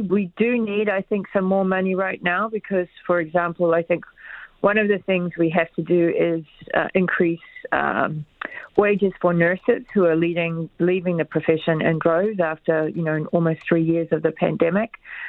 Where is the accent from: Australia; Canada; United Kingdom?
Canada